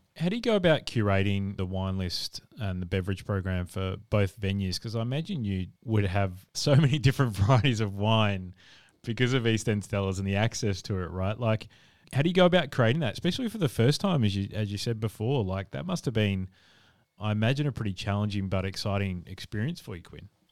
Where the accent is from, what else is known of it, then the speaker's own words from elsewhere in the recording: South Australia, Australia; I'm from South Australia